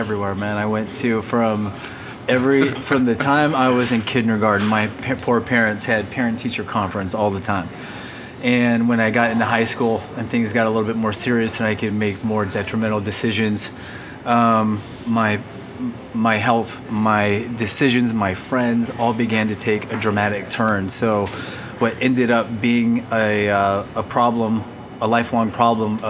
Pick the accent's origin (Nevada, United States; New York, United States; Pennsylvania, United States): Nevada, United States; Las Vegas; also born or lived in Orange, California; I was born in California. In Orange, California, moved here when I was 5 to Las Vegas.